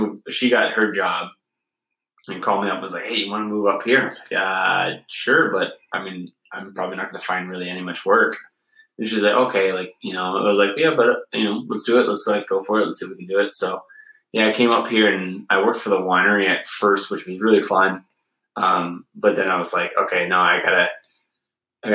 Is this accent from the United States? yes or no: yes; Pleasanton, California, United States; moved away as an adult; also born or lived in Australia; now in Alpena, United States; I'm from California originally. So I'm from, like, San Francisco Bay Area. So I grew up in a location called East Bay, but the town I was part of was Pleasanton.